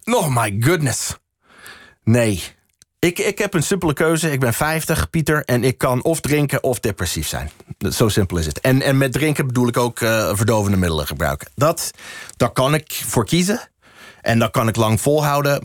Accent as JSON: {"language": "Dutch", "town": "Boston", "region": "Massachusetts", "country": "United States", "also_born_or_lived": "New Hampshire / Colorado", "second_language": "Dutch", "moved": "as an adult", "lives_now": "Netherlands", "said": "Ik kom uit Boston"}